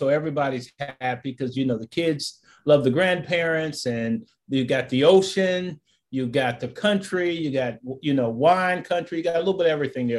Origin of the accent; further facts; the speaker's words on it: Warren, Ohio, United States; moved away as an adult; also born or lived in Wilmington, North Carolina / Kansas City; I'm from Warren, Ohio. By the way, I was back there this past weekend for the first time in a while.